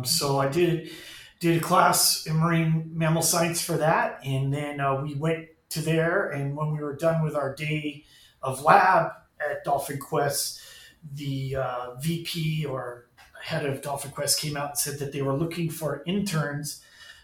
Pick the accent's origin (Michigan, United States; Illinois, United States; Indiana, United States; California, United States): California, United States; Ventura County; moved away as an adult; also born or lived in Los Angeles County, California / Hawaii; now in Florida, United States; Grew up in Ventura County